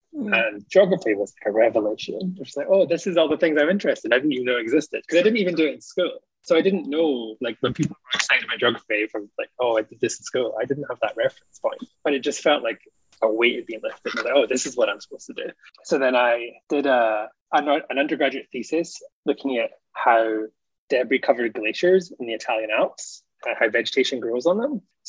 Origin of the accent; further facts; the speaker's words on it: Scotland, United Kingdom; moved away as an adult; also born or lived in England / Alaska; now in Canada; because I grew up in Scotland and I moved to England to do my master's and my PhD. But a big chunk of my PhD was in Alaska and had a lot of American colleagues.